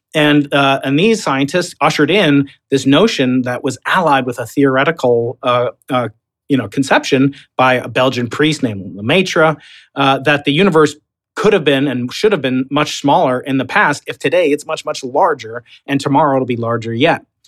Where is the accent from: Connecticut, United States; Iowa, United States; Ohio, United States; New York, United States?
New York, United States; accent: Long Island; now in San Diego, United States; I'm a New Yorker